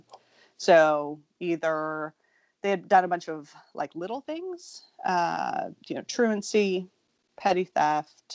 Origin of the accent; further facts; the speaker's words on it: Kansas City, Missouri, United States; I was raised in Kansas City, Missouri